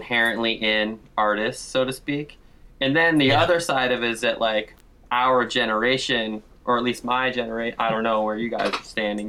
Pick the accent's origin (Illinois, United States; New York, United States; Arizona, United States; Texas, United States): Arizona, United States; Scottsdale; I'm from Arizona. I'm from, like, a suburb of Phoenix called Scottsdale